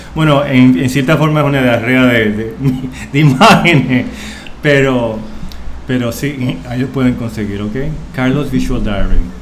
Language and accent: Spanish; Puerto Rico; moved away as an adult; now in New York, United States; yo soy puertorriqueño y puedo hablar de mí, de mi cultura